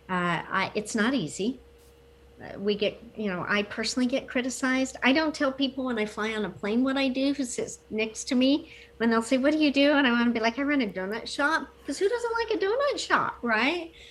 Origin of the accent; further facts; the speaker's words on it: Fort Hood, Texas, United States; born there; I didn't. I was born in Fort Hood, Texas.